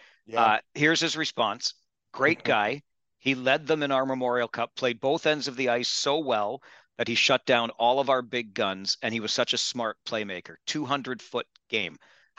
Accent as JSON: {"language": "English", "town": "Kitchener", "region": "Ontario", "country": "Canada", "said": "I grew up a junior hockey fan. I'm from Kitchener."}